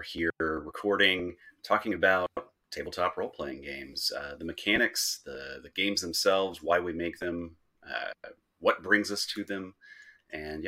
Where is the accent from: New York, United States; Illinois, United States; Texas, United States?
Texas, United States; North; I grew up in North Texas